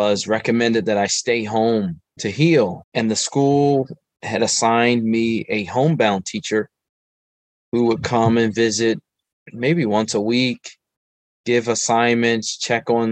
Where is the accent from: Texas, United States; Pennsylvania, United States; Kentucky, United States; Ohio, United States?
Pennsylvania, United States; Philadelphia; I am from West Philadelphia, born and raised, and Philadelphia is my home. And I grew up here